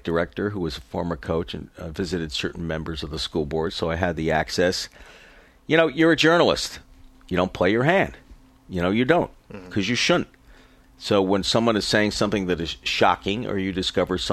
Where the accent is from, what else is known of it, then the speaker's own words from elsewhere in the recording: New York City, New York, United States; I'm from New York City and had a life of extreme embarrassing privilege.